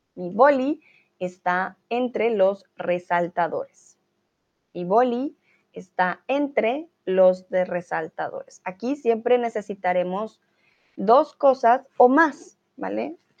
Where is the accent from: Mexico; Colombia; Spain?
Colombia; now in Germany; soy de Colombia y eh, el día hoy vivo en Alemania.